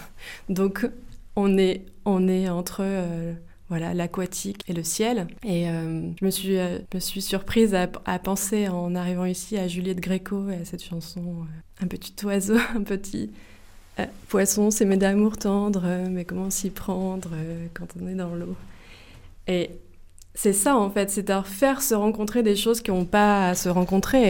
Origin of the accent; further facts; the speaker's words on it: Melun, Île-de-France, France; J'ai grandi à, j'ai grandi à Melun en Seine-et-Marne